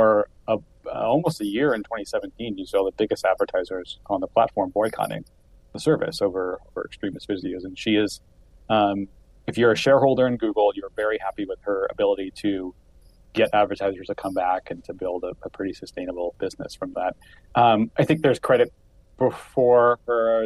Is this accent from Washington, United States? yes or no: no; Columbus, Ohio, United States; also born or lived in Wooster, Ohio / Chicago, Illinois; I'm from Columbus, Ohio.